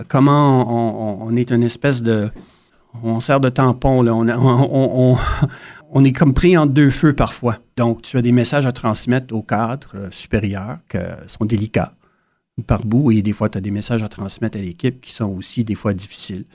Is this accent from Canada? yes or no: yes; Sarnia, Ontario, Canada; moved away as an adult; also born or lived in Ottawa; je viens de Sarnia en Ontario. Il y a très peu de francophones, mais grâce à mes parents, on a maintenu notre français.